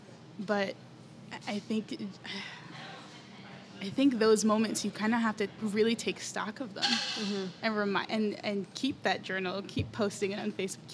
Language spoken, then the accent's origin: English; New York, United States; moved away as an adult; now in San Antonio, United States; I'm from New York